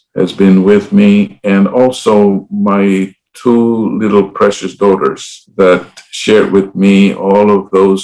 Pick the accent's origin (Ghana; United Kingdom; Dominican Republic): Dominican Republic; moved away as an adult; also born or lived in Puerto Rico; now in United States; I was born and raised in the Dominican Republic